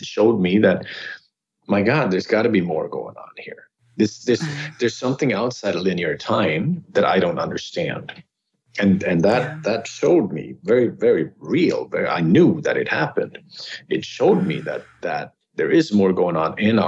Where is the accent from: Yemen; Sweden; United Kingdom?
Sweden; moved away as an adult; also born or lived in California; now in Los Angeles, United States; I grew up in Sweden